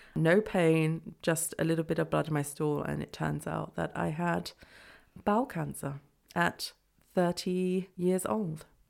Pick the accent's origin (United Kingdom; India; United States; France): United Kingdom; England; moved away as an adult; now in Freiburg, Germany; I'm from England